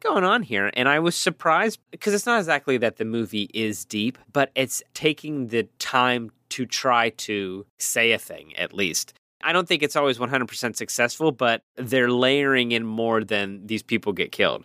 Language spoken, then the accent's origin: English; Pittsburgh, Pennsylvania, United States; accent: Pittsburgh; my ridiculous Pittsburgh accent